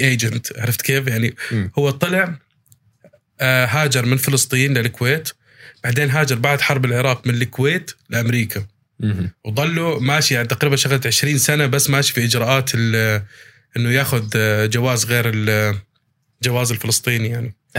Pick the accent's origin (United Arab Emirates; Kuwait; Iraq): United Arab Emirates; Abu Dhabi; accent: Palestinian; انا مولود في الامارات انا مولود في ابو ظبي وعايش طول حياتي في ابو ظبي